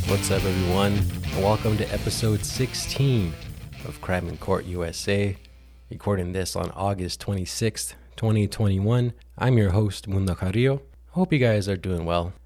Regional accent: New Mexico, United States; coming to New Mexico, my home state

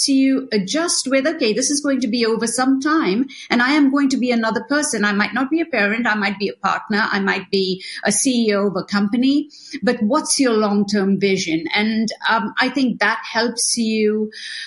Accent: Mumbai, Maharashtra, India; moved away; also born or lived in Italy / Los Angeles, United States; I was born in India

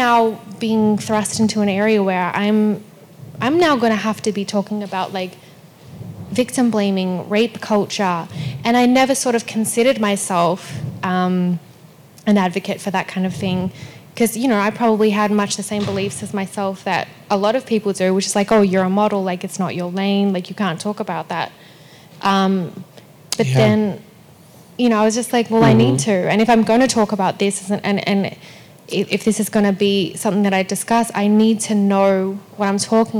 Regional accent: Melbourne, Victoria, Australia; moved away; also born or lived in Perth, Western Australia; I was born in Perth, which is Western Australia. Mm-hmm. But we moved to Melbourne when I was still a baby. So Melbourne's definitely my hometown.

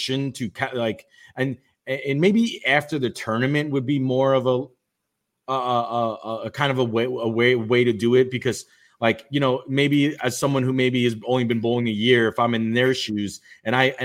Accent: New York City, New York, United States; I grew up in Brooklyn

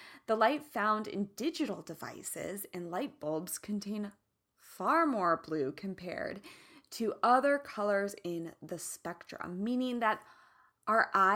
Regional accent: Midwest, United States; now in California, United States; I'm from the Midwest

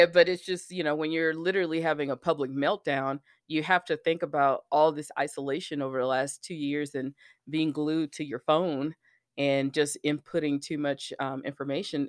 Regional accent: Alabama, United States; I lived, I grew up in Alabama

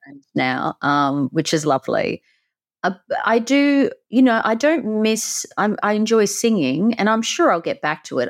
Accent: country near the Great Barrier Reef, Queensland, Australia; accent: Aussie; I grew up in the country around nature. I had the Great Barrier Reef at the front. You can tell I'm an Aussie

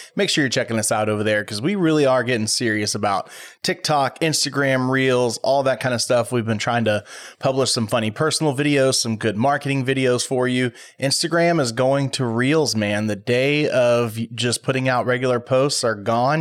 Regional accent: Waller, Texas, United States; I grew up in Waller, and we had a skydiving place there in Waller.

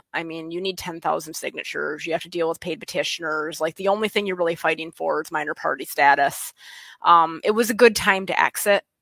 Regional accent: West Michigan, United States; accent: West Michigan; moved away as an adult; now in Pennsylvania, United States; I'm originally from West Michigan. Um, I moved here when I was 28

